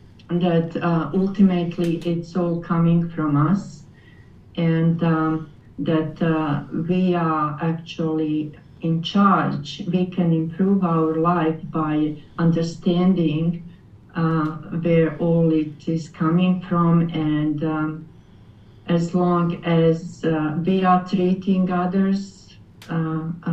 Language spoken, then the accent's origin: English; Croatia; English is a second language; moved away as an adult; now in Kitchener, Canada; I came from Europe, Croatian background. Actually, we came as refugees to Canada 27 years ago